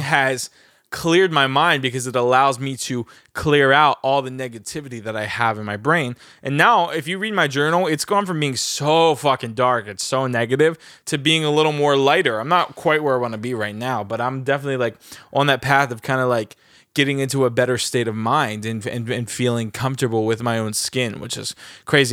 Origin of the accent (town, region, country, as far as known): New Jersey, United States; born or raised there; also born or lived in Los Angeles